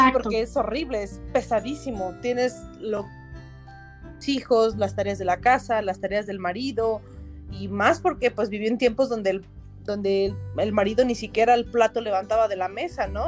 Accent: San Luis Potosí, Mexico; Yo soy potosina, este, nací aquí en San Luis Potosí, pero ven, toda mi familia es del norte, entonces traemos costumbres norteñas

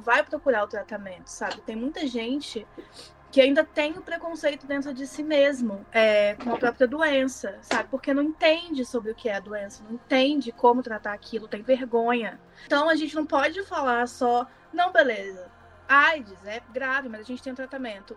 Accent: Minas Gerais, Brazil; accent: mineiro; eu sou mineira, então se o sotaque sair aí, vocês já sabem de onde que é.

